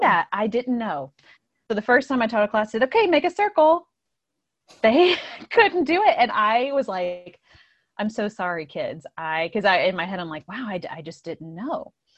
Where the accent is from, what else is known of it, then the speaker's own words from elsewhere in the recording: Indiana, United States; moved away as an adult; now in Downingtown, United States; I'm from Indiana, and, um, I came here, gosh, I guess, like, eleven years ago to Pennsylvania and have settled here in the Downingtown area